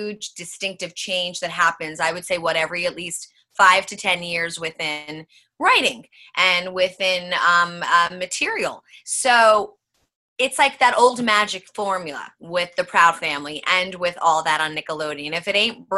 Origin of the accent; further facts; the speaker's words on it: New York City, New York, United States; now in California, United States; Born and raised Manhattan, New York